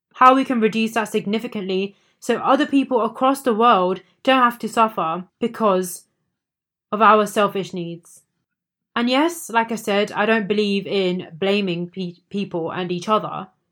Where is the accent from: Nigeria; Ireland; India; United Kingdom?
India; As an Indian myself